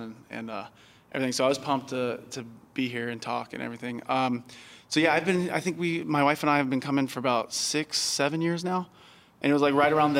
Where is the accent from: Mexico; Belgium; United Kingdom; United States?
United States; Roanoke, Virginia; moved away; I grew up in Roanoke, Virginia, where it was like three Mexican people in the whole school